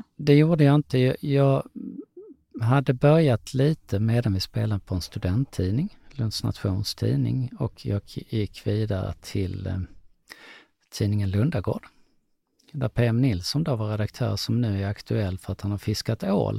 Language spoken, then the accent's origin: Swedish; Lund, Skåne, Sweden; Jag kommer från Lund